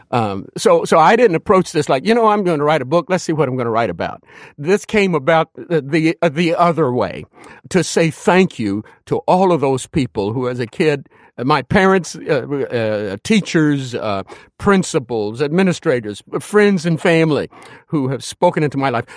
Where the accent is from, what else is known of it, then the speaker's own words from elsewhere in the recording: Danville, Kentucky, United States; moved away as an adult; I'm from Danville, Kentucky.